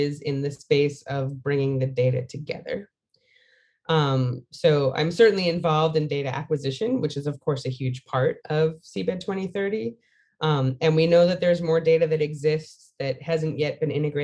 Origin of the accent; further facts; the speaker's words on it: United States; it's an interesting thing being an American